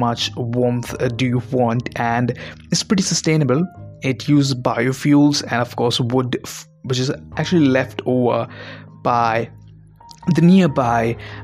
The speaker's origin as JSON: {"language": "English", "town": "Mumbai", "region": "Maharashtra", "country": "India", "said": "guy from Mumbai"}